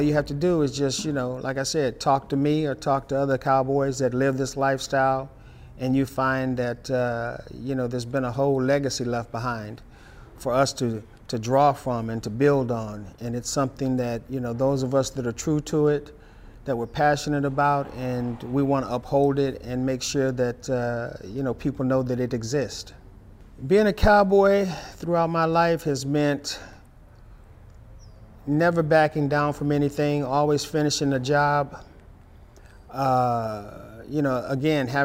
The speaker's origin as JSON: {"language": "English", "town": "Dallas", "region": "Texas", "country": "United States", "said": "I'm from Dallas, Texas"}